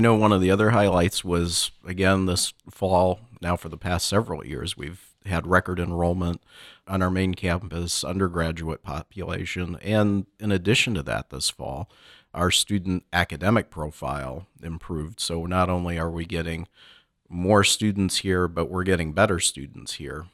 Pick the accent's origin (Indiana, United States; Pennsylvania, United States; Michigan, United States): Michigan, United States; moved away; me growing up in Michigan